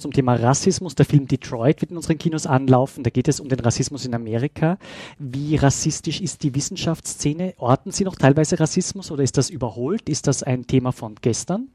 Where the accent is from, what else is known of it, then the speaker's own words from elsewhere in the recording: Salzburg, Austria; meiner Heimat Salzburg